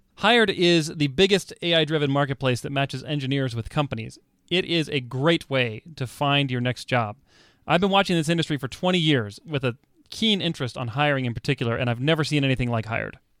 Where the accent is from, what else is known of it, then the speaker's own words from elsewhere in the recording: Texas, United States; moved away; I grew up in Texas